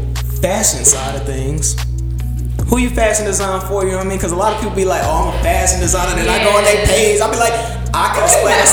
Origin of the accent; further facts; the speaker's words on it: Charlotte, North Carolina, United States; I'm from Charlotte.